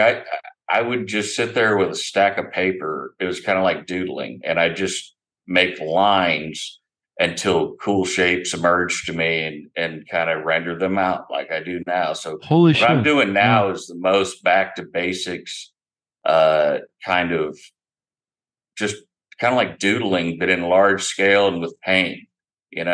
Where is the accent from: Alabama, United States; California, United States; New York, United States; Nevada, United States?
Alabama, United States; Opelika; moved away as an adult; also born or lived in Iowa; now in Eugene, United States; I grew up in Alabama. I was born in Iowa, but I grew up, spent my life from the years 5 until I was 27 when I joined the military in Alabama